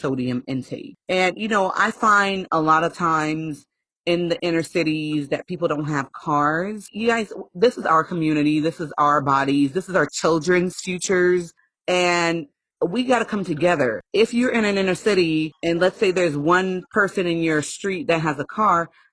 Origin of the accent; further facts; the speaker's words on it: Haiti; moved away; I'm from a third world country. I was born in Haiti.